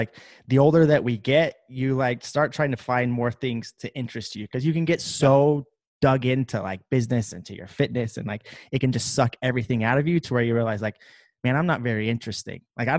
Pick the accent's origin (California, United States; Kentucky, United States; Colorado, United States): Kentucky, United States; I'm from Kentucky.